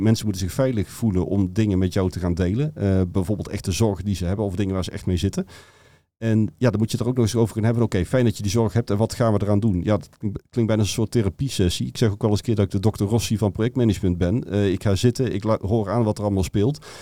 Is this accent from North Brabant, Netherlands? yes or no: yes; North Brabant, Netherlands; accent: Brabantian; ik kom uit Brabant, wat je waarschijnlijk door de tong wel al gehoord had